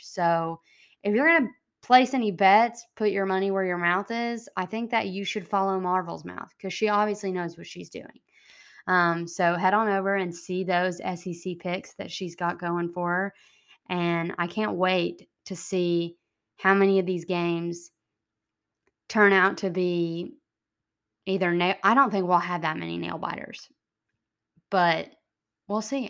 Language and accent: English; Texas, United States; moved away; also born or lived in Alabama; grew up in Texas, and I'm an Alabama alum